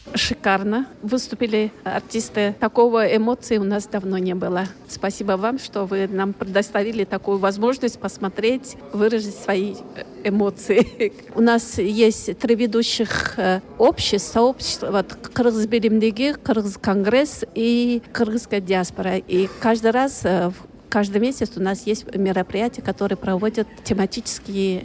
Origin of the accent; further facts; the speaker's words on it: Buryatia, Russia; мы из Бурятии. Мы не киргизы